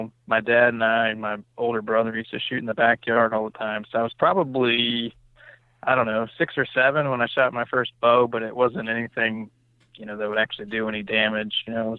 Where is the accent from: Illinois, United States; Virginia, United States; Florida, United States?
Virginia, United States; I'm from Virginia, born and raised. I live in Shenandoah Valley, which, if you're not familiar with Virginia, is the kind of the western part of the state. It's mostly mountainous terrain, not a whole lot going on here